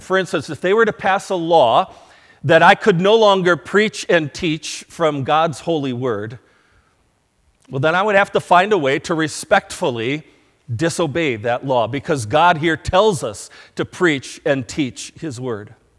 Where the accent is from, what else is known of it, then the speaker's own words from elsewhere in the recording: United States; As American citizens